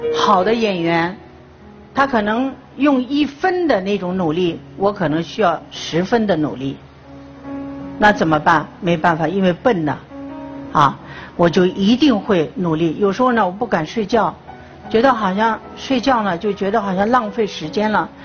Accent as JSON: {"language": "Chinese", "town": "Chifeng", "region": "Inner Mongolia", "country": "China", "tie": "born or raised there", "said": "因为我是内蒙古人，我的童年呢，就是在内蒙古长大的，在赤峰，是吃那里的水，吃那儿的五谷杂粮长大的"}